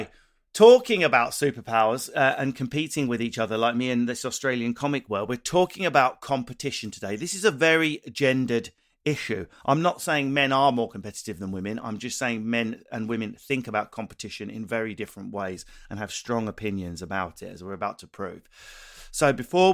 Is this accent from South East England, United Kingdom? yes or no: no; Essex, East of England, United Kingdom; Whereas if you've got my accent, I'm from Essex